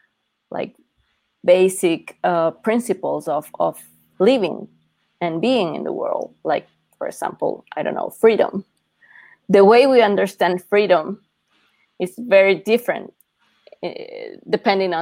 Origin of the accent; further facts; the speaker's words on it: Ecuador; now in Mexico City, Mexico; I'm based in Mexico City, but I'm originally from Ecuador.